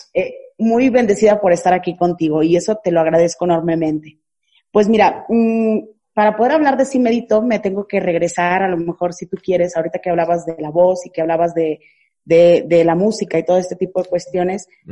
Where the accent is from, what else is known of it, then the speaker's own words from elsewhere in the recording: Naranjos, Veracruz, Mexico; moved away; tuve que regresar a mi, a mi ciudad, a mi pueblo natal, que es Naranjos, Veracruz